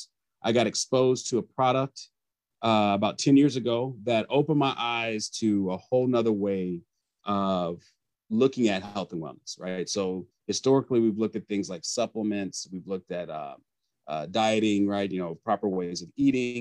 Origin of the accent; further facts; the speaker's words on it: Plano, Texas, United States; also born or lived in Houston, Texas; now in Austin, United States; I was born in Houston, but primarily raised in the Dallas area in a suburb called Plano